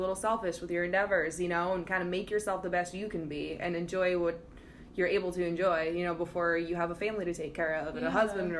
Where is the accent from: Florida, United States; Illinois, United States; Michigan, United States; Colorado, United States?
Colorado, United States; Denver; moved away; also born or lived in Boston; I'm originally from Denver, Colorado.